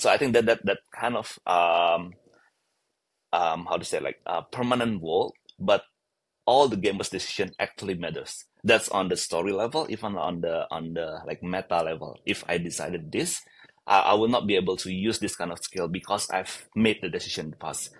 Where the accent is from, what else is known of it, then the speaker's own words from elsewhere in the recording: Bali, Indonesia; I was born in Bali